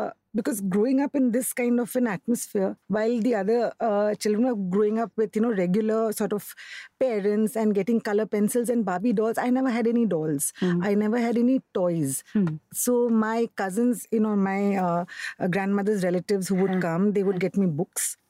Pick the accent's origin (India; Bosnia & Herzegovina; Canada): India; Kolkata, West Bengal; I grew up in Calcutta